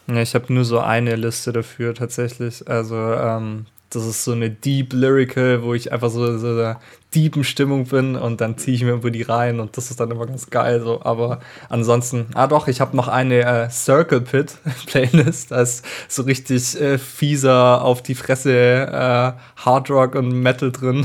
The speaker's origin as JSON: {"language": "German", "region": "Allgäu", "country": "Germany", "said": "in Arnach, also das ist bei uns im Allgäu unten"}